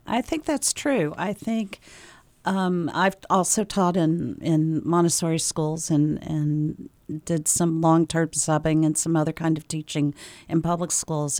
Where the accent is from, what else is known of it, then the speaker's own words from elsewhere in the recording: the South, United States; moved away as an adult; also born or lived in Tennessee / Georgia / Maine; now in Concord, United States; I am from the South. I grew up in Tennessee and in Georgia, and then moved here, moved to New England in the year two thousand